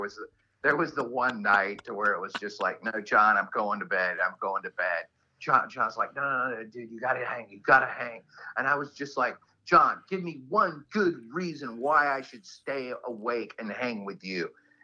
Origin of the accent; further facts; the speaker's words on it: the South, United States; Well, you know, I mean, I'm from the South, so I thought this was just some weird Yankee tradition that they did.